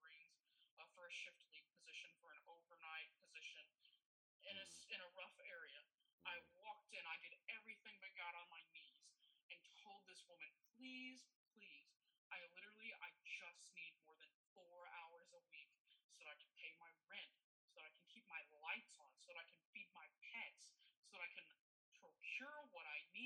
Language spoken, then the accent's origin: English; United States; as an American